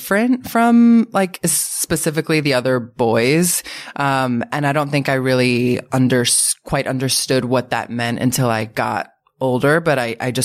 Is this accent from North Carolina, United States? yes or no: no; Bridgewater, New Jersey, United States; I grew up in Bridgewater, New Jersey, which is like a suburban town.